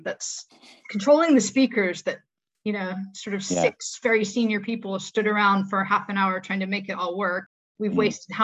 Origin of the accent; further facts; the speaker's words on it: Midwest, United States; moved away; I'm from the Midwest as well